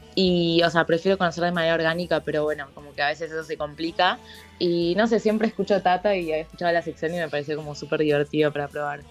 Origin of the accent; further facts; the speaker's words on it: Buenos Aires, Argentina; also born or lived in Palermo, Buenos Aires; yo toda mi vida estuve en Cañitas, o sea, cerca